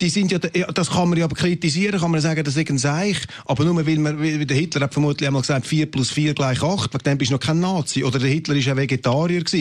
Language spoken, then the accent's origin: German; Zurich, Switzerland; Ich habe selber einen Migrationshintergrund äh, als Zürcher